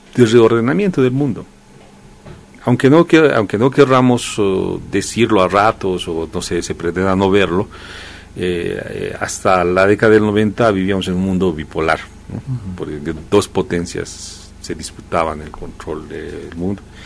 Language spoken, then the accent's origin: Spanish; Bolivia